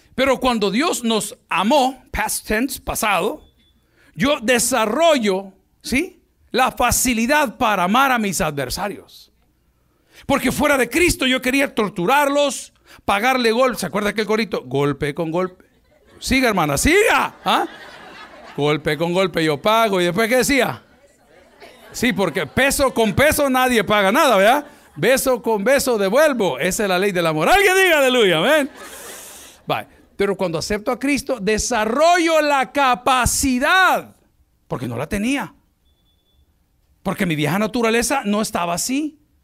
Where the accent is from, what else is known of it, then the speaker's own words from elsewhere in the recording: El Salvador; En mi país, El Salvador